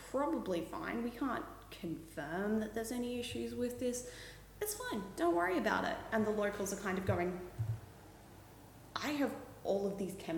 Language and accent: English; Oakey, Queensland, Australia; moved away; Oakey, out near Toowoomba